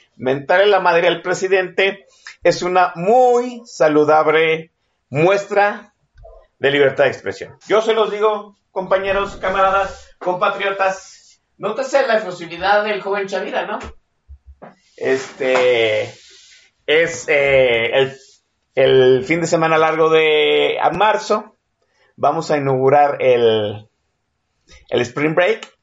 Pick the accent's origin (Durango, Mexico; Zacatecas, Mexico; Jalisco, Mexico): Jalisco, Mexico; Guadalajara; mi tierra de mis tierras tapatías